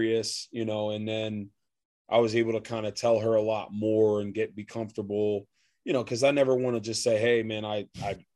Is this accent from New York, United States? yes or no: no; Reading, Pennsylvania, United States; moved away as an adult; also born or lived in Baltimore, Maryland / Las Vegas, Nevada; I grew up in Reading, PA